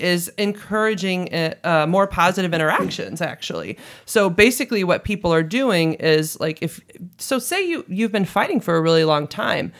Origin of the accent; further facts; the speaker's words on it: St. Louis, Missouri, United States; also born or lived in Hawaii; I'm actually from Saint Louis, Missouri, right here